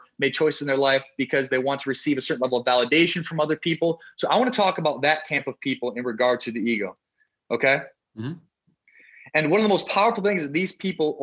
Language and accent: English; South Dakota, United States; moved away; also born or lived in Miami, Florida; When I moved from South Dakota, a small state in the US, all we have is corn and cows, to Miami and Florida